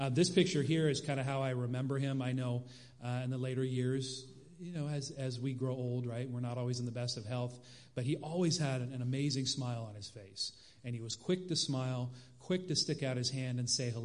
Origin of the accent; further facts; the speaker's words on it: Sacramento, California, United States; my family and I, we grew up in Sacramento, right, just a few hours from here.